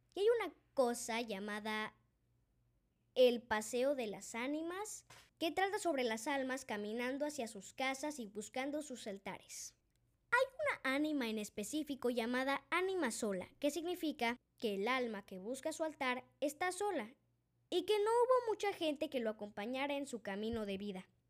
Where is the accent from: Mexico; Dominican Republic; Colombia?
Mexico; Yo vengo de México y lo conozco muy bien